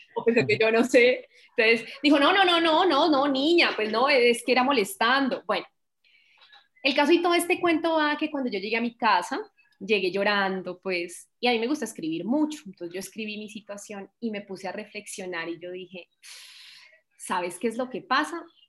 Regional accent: Colombia; como buena colombiana

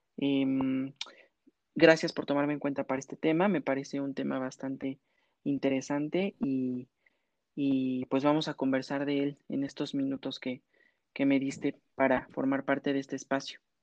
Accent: Mexico; como mexicanos

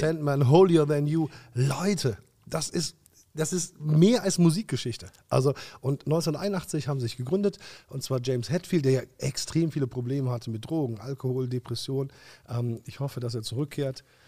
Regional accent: Germany; Wir sind ja auch Deutsche

